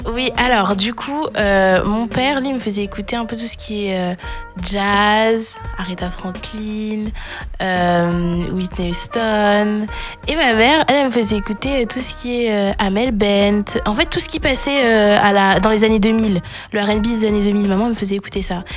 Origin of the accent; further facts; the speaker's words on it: Évry, Île-de-France, France; also born or lived in Courbevoie, France; j'ai grandi à Évry en 91